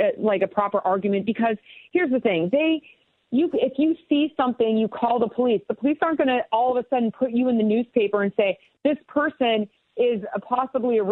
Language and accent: English; La Junta, Colorado, United States; also born or lived in Rocky Ford, Colorado; American background in the middle of nowhere in southeastern Colorado, in La Junta, Colorado. I was born in Rocky Ford, raised in an agricultural community